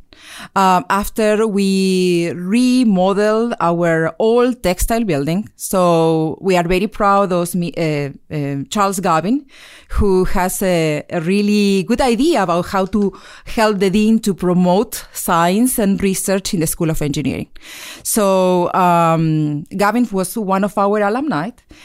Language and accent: English; Argentina; moved away as an adult; now in United States; I'm originally from Argentina. And I came here to the United States in 2000. So I studied at Caltech for 5 years.